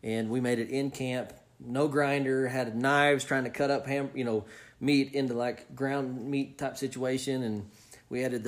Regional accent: Oklahoma, United States; I'm coming from Oklahoma

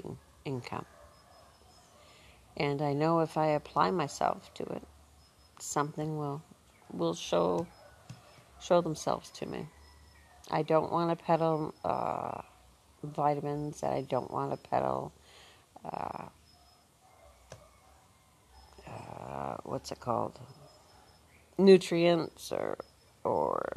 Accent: Northern Ontario, Canada; moved away as an adult; we're two women from Ontario, Canada, Northern Ontario, where when we grew up

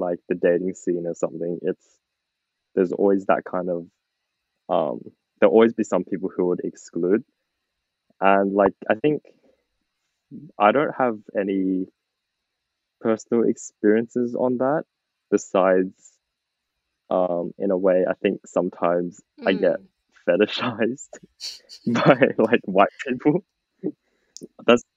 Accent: Australia; growing up in Australia

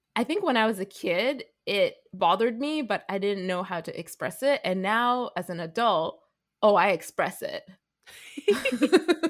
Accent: Vancouver, British Columbia, Canada; I'm a second generation Canadian, born and raised from Vancouver.

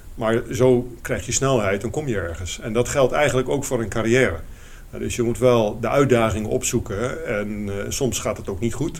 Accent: Eindhoven, North Brabant, Netherlands; moved away as an adult; also born or lived in Rotterdam; ik kwam uit Eindhoven, toch een beetje de provincie.

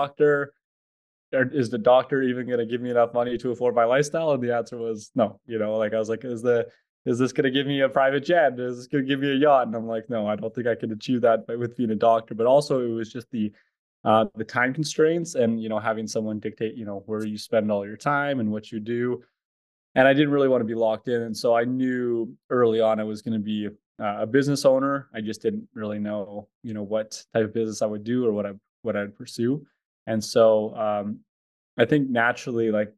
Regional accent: Edmonton, Alberta, Canada; I'm from Edmonton, Alberta, Canada.

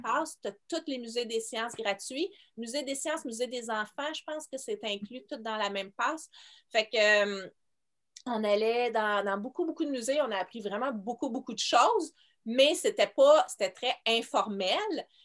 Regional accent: Montreal, Quebec, Canada; je viens de Montréal

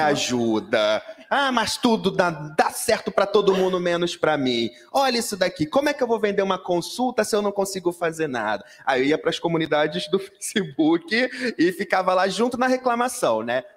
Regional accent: Rio de Janeiro, Brazil; sou carioca, falo biscoito, não é bolacha

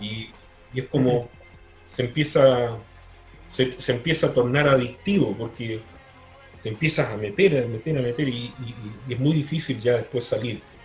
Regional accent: Magallanes and Chilean Antarctica, Chile; moved away; Yo, que soy magallánico

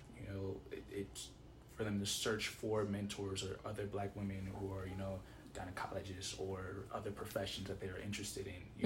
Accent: Nigeria; we're Nigerian

